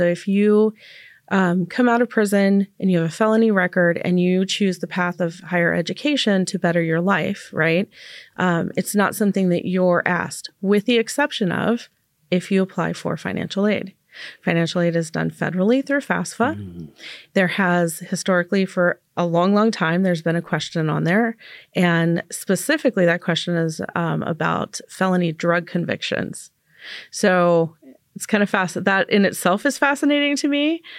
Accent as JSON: {"language": "English", "town": "Las Vegas", "region": "Nevada", "country": "United States", "tie": "born or raised there", "lives_now": "Portland, United States", "said": "I didn't grow up in Portland. Mm-hmm. You know, I grew up in Nevada."}